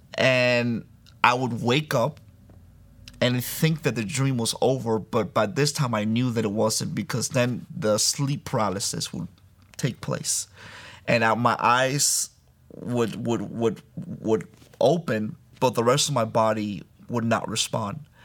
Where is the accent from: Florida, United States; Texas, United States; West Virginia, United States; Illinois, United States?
Florida, United States; Miami; also born or lived in Santo Domingo, Dominican Republic; I was born in Santo Domingo, Dominican Republic, uh, but raised in Miami